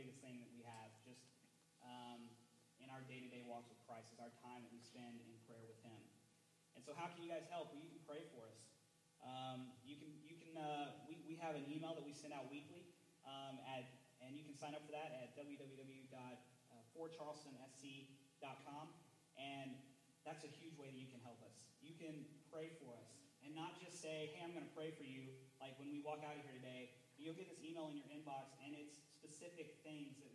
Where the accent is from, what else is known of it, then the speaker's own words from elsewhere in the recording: Texas, United States; I'm from Texas, born and raised